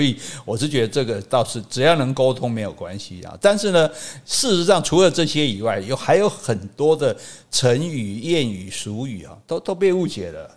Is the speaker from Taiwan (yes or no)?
yes; Sanxing, Yilan County, Taiwan; 我依然啊，我依然三生乡出世